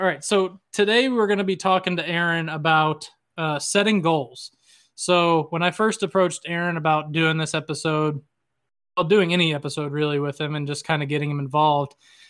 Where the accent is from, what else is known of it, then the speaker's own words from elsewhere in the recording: the South, United States; moved away; I grew up in the South, so I used to have one of those myself, but I moved away and lost it.